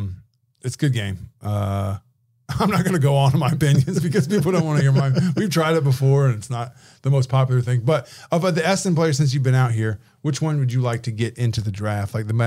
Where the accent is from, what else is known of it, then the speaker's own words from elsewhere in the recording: Indiana, United States; now in Australia; I'm from Indiana